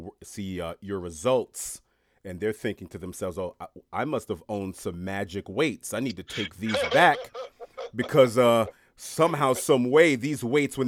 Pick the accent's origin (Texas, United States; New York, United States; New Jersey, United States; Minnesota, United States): New York, United States; New York City; I'm born and raised in Queens, New York, to my Haitian parents